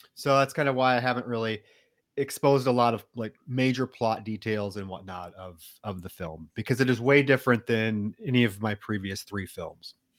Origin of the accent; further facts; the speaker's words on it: Iowa, United States; I grew up in Iowa